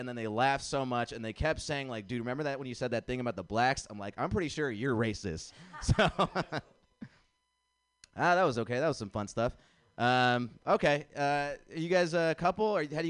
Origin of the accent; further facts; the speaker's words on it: India; I'm nice to meet you. I'm from India.